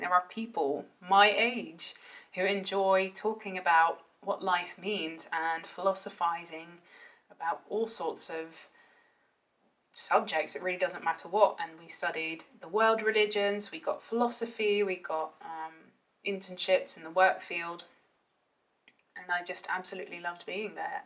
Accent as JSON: {"language": "English", "country": "Netherlands", "tie": "born or raised there", "said": "I grew up in the Netherlands, um, half Welsh, half Dutch"}